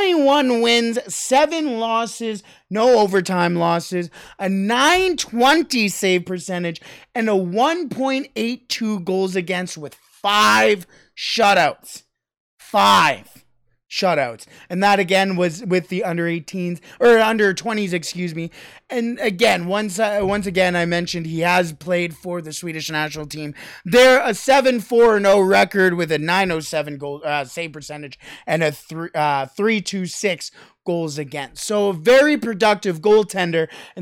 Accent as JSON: {"language": "English", "country": "Canada", "said": "Toronto Blue Jays, as a Canadian, are just, I'm going down to Minnesota in August to go and see them play."}